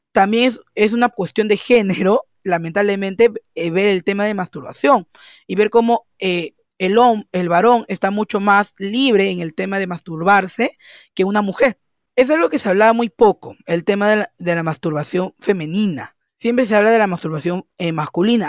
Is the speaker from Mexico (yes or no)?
no; Peru; soy de Perú